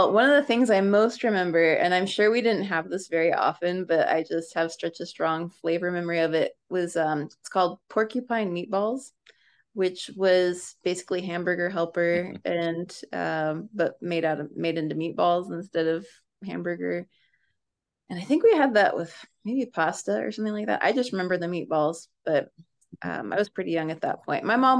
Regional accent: Springfield, Virginia, United States; also born or lived in Washington, United States / upstate New York, United States; Mostly in the Washington, D.C. area. My dad was in the Navy, so I was born in Washington, and then we lived in Northern Virginia and in upstate New York for a good chunk of my childhood, but we settled in like Springfield, Virginia when I was 12.

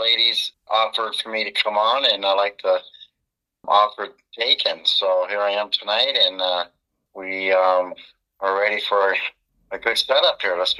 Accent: Colorado, United States; now in Estes Park, United States; I came from the Pikes Peak area. So right. I brought my uniqueness over to Estes Park.

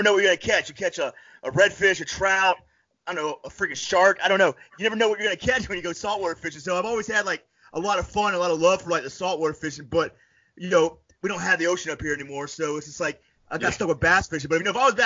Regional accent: Panama City, Florida, United States; now in upstate New York, United States; I'm originally from Panama City, Florida. So you know I grew up around the Gulf Coast.

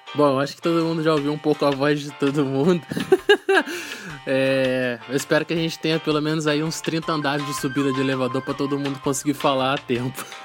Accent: Volta Redonda, Rio de Janeiro, Brazil; Eu sou de, eu sou de Volta Redonda, interior do estado do Rio de Janeiro, né? E eu no ensino médio eu estudava numa escola técnica aqui em Volta Redonda

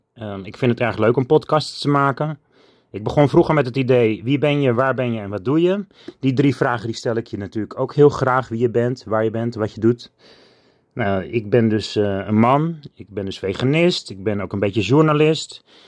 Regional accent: Alkmaar, North Holland, Netherlands; Ik woon in Alkmaar. Ik ben geboren in Alkmaar op 5 augustus 1977

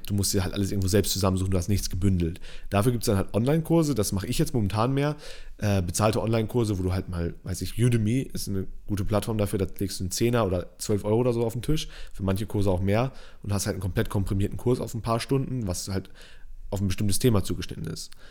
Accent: Northern Germany / Lower Saxony, Germany; Ich komme aus Norddeutschland

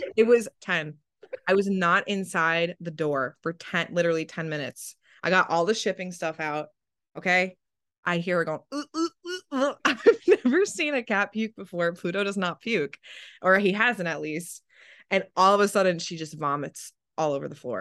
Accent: New Jersey, United States; I'm from New Jersey and it's a personality trait

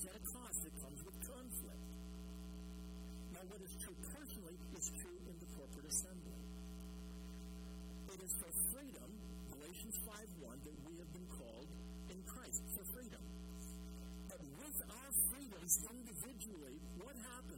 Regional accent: Canada; as a Canadian

